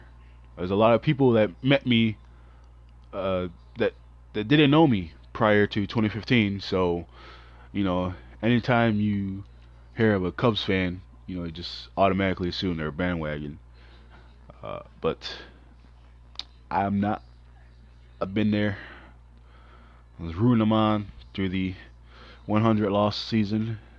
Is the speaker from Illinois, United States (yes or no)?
yes; Chicago, Illinois, United States; When you're truly born and raised in Chicago